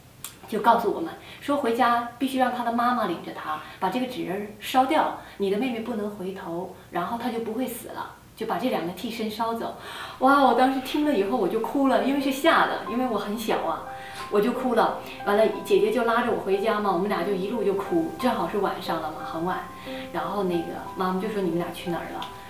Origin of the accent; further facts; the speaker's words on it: northern China, China; 我是北方人嘛